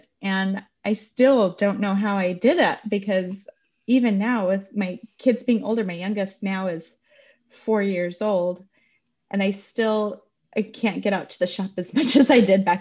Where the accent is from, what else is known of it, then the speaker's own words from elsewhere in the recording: Utah, United States; I grew up in Utah